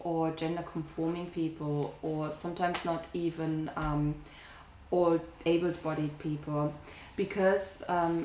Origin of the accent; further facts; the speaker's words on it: Germany; growing up in Germany